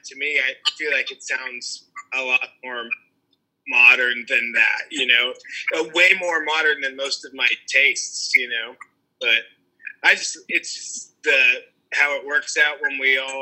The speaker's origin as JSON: {"language": "English", "region": "Kansas", "country": "United States", "tie": "born or raised there", "said": "I grew up in Kansas"}